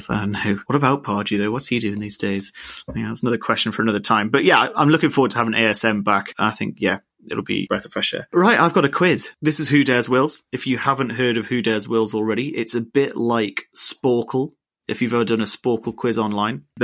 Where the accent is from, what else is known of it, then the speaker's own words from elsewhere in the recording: Jesmond, North East England, United Kingdom; I mean, I'm from Jesmond myself, so I can't really say too much.